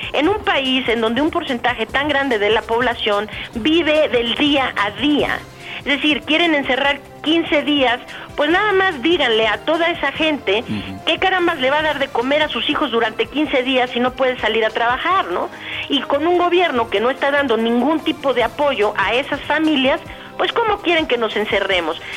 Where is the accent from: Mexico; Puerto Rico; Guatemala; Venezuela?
Mexico; Guadalajara, Jalisco; ahí en mi tierra, de hecho, yo también soy tapatía, soy de allá, de Guadalajara